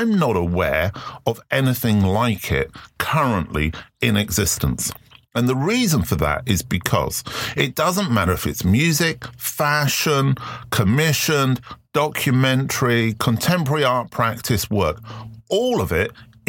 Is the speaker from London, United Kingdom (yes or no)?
yes; London, United Kingdom; I grew up in London